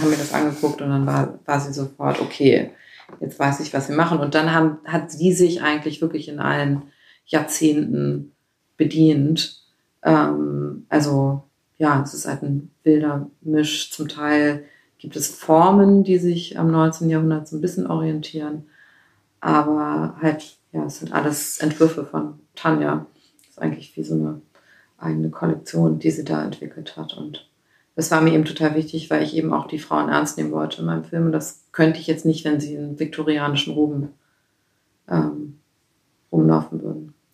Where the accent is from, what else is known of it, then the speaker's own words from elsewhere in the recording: Northern Germany, Germany; Also ich komme aus Norddeutschland